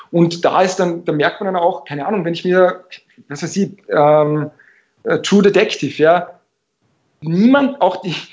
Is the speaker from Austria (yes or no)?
yes; Vienna, Austria; ein hessischer Akzent oder ein schwäbischer Akzent ist mir als Wiener genauso fremd wie im Hamburger jetzt jemand aus Salzburg.